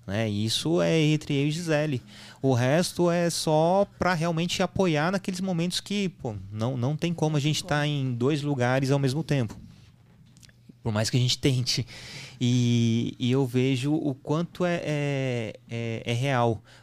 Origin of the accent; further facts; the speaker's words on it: São Sebastião, São Paulo, Brazil; Tanto que a gente é de São Sebastião e eles nasceram em São José dos Campos, justamente para ter uh, uma estrutura compatível se precisasse.